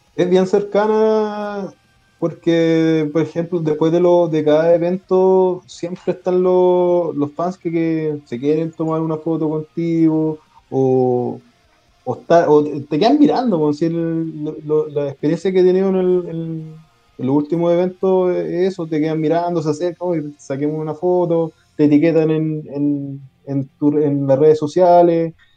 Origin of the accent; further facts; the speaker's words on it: Quilpué, Valparaíso, Chile; moved away as an adult; now in Puerto Montt, Chile; yo realmente, realmente soy de Quilpué. Nací en ah. Quilpué, criado en Quilpué